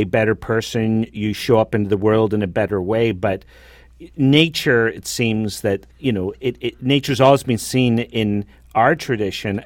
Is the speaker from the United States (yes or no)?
no; Northern Ireland, United Kingdom; now in Canada; I grew up, obviously, in Northern Ireland, in the Protestant tradition.